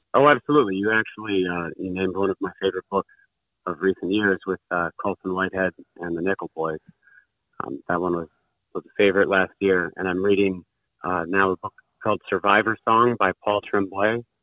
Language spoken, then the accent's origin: English; Bloomington, Indiana, United States; I grew up in Bloomington, Indiana